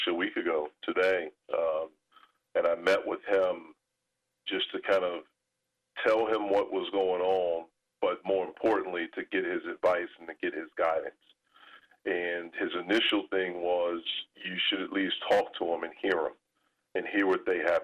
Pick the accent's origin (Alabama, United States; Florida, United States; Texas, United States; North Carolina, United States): North Carolina, United States; Fayetteville; now in Pittsburgh, United States; when I was growing up in Fayetteville, we didn't have the Panthers